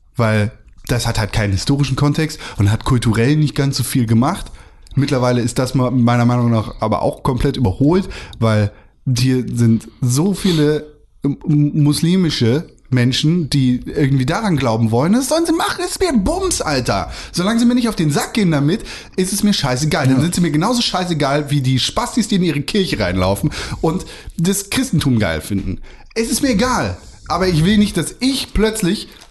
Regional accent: Germany; bin ich Deutscher

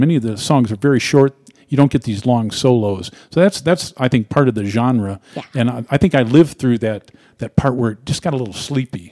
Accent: Cleveland, Ohio, United States; my hometown in the sleepy Midwest, Cleveland, Ohio

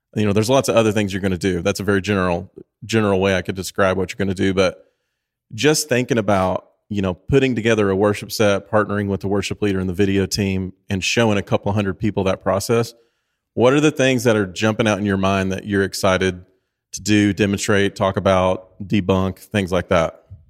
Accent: Tennessee, United States; I grew up in Tennessee

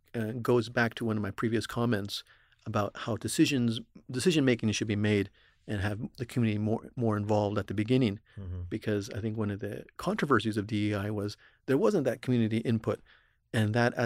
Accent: Texas, United States; also born or lived in New England; I grew up in Texas here.

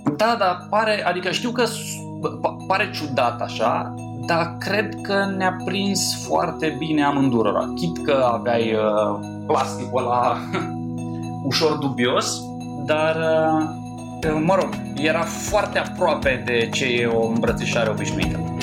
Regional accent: Vatra Dornei, Suceava County, Romania; Vatra Dornei, care întâmplător e și orașul meu natal

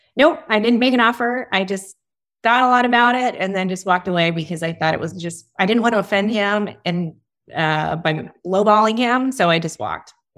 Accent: East Coast, United States; moved away as an adult; also born or lived in Washington, D.C.; now in Austin, United States; I grew up on the East Coast

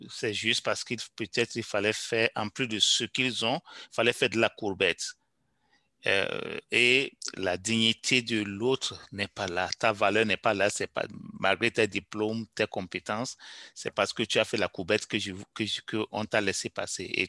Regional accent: Canada; il faudra que, en tant que Canadien, je suis dedans, nous comprenions que nous pénalisons doublement les pays où nous allons chercher nos, immigrants.

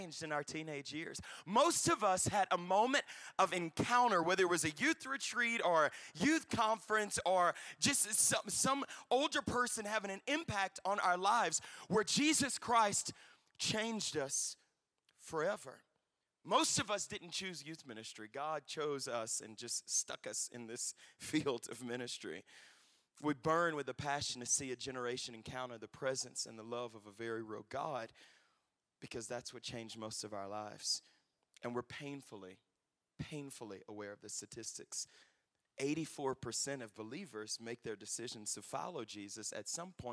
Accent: Louisiana, United States; I recently graduated my undergrad, my home state of Louisiana

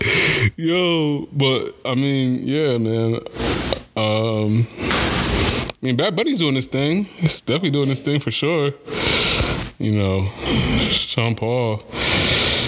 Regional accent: Kenya; moved away; I am Kenyan

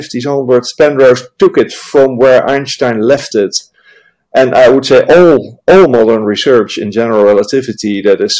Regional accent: Amsterdam, North Holland, Netherlands; now in Nijmegen, Netherlands; I am from Amsterdam, that most of your listeners will have heard of, but I'm in Nijmegen.

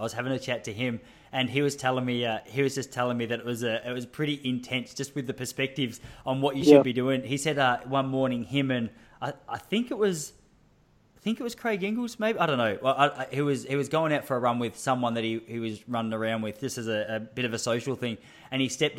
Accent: Australia; as an Australian distance runner

